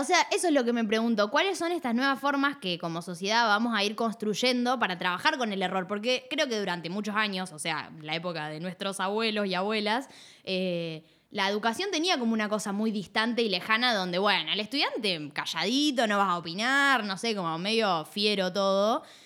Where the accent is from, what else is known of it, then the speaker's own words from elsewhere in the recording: Puerto Madryn, Chubut, Argentina; de Puerto Madryn, de donde soy yo